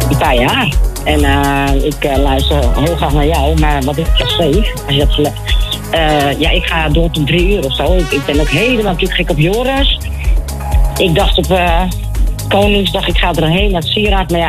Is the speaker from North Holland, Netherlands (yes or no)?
yes; Bergen, North Holland, Netherlands; Ik kom uit Bergen.